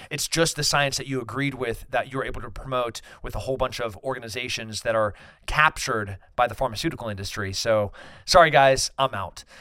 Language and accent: English; United States; as an American, as a libertarian